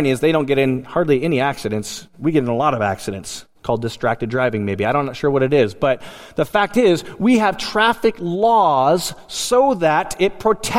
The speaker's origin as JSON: {"language": "English", "town": "Willow", "region": "Alaska", "country": "United States", "tie": "born or raised there", "said": "I grew up in Willow, Alaska."}